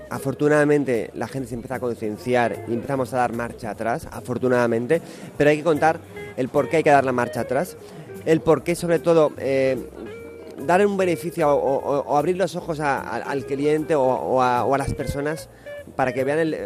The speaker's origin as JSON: {"language": "Spanish", "region": "Cantabria", "country": "Spain", "said": "yo vivo en Cantabria, para mí es mi tierra"}